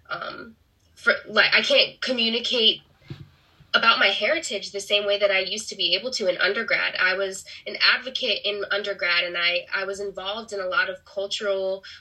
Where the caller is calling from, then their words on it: Harrisburg, Pennsylvania, United States; I'm zooming in from Harrisburg, Pennsylvania.